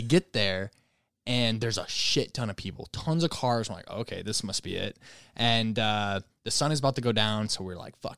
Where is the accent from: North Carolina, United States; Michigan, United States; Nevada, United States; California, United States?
Michigan, United States; moved away as an adult; now in Los Angeles, United States; I'm a Michigan boy